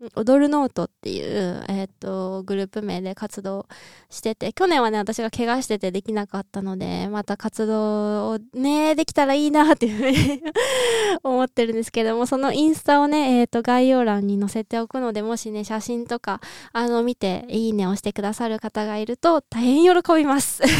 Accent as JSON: {"language": "Japanese", "region": "Niigata", "country": "Japan", "tie": "born or raised there", "said": "実家新潟なんで"}